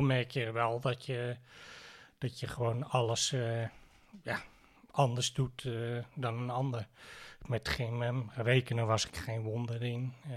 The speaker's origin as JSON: {"language": "Dutch", "town": "Heemstede", "region": "North Holland", "country": "Netherlands", "tie": "born or raised there", "said": "geboren en getogen in Heemstede"}